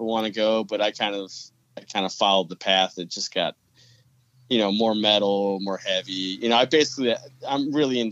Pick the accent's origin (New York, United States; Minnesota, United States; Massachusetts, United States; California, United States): New York, United States; Buffalo; I'm from Buffalo, New York